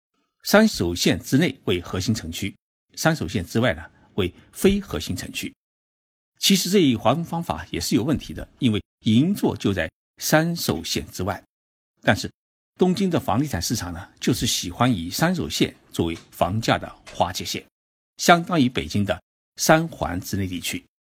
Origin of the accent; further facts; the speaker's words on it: China; 包括我们中国人在内的外国人